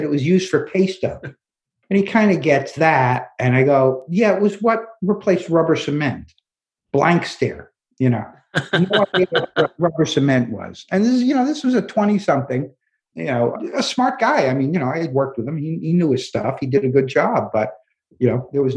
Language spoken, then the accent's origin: English; New York City, New York, United States; I'm from Brooklyn